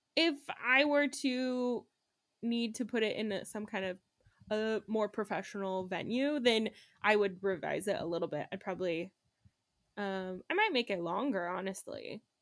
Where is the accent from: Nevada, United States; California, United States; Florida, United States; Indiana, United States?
Nevada, United States; Reno; moved away; where I grew up in Reno, we have, um, this week long festival called Hot August Nights.